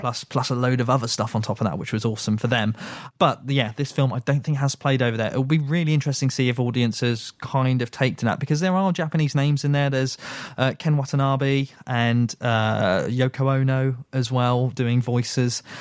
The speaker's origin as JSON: {"language": "English", "country": "United Kingdom", "said": "I am British"}